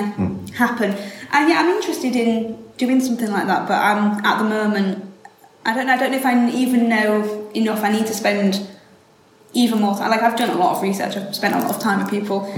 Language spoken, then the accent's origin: English; Hull, Yorkshire and the Humber, United Kingdom; I'm born and raised here. You can tell from the voice.